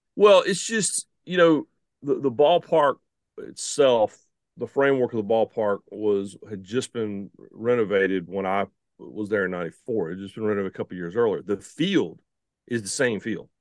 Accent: the Carolinas, United States; also born or lived in Shelby, North Carolina; growing up in the Carolinas

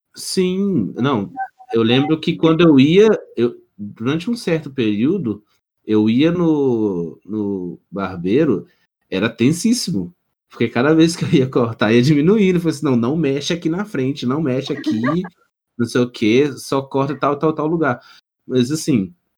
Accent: Minas Gerais, Brazil; nós três aqui somos Mineiros

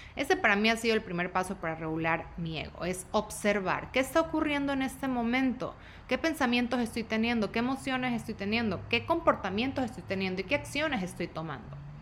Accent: Guayaquil, Guayas, Ecuador; now in Dallas, United States; tengo 35 años, soy de Guayaquil, de Ecuador, vivo en Dallas

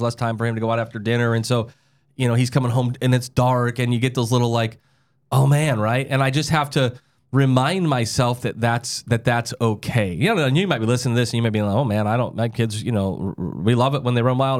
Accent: South Dakota, United States; I'm from South Dakota. You can drive when you're fourteen

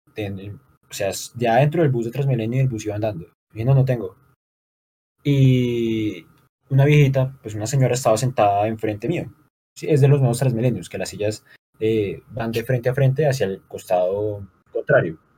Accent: Bucaramanga, Santander, Colombia; acá somos de Bucaramanga, Santander

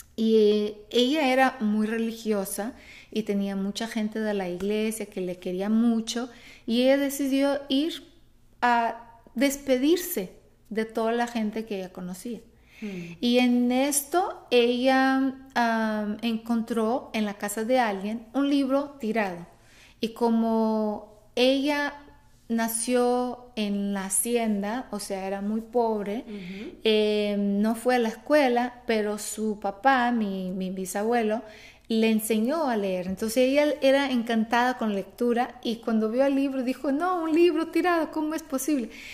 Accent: Brazil; Spanish is a second language; moved away as an adult; also born or lived in Mexico; yo soy de Brasil, yo nací en Brasil

